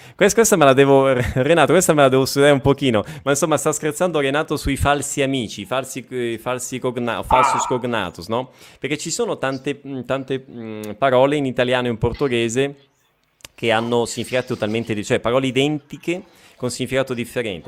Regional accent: province of Bergamo, Lombardy, Italy; now in Brazil; ho passato sì. l'infanzia in provincia di Bergamo

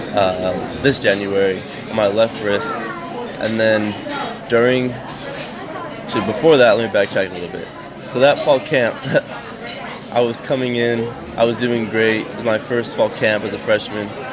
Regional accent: Trenton, New Jersey, United States; also born or lived in Utah; I was born in Utah, but I moved out here when I was about four, five. Those are my first memories of life is being out here, being in Trenton, Hamilton, that area

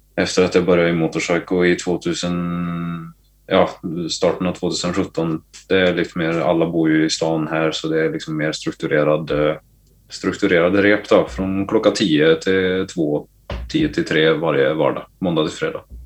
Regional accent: Gävle, Gävleborg County, Sweden; moved away; also born or lived in Sandviken; hemma i Gävle

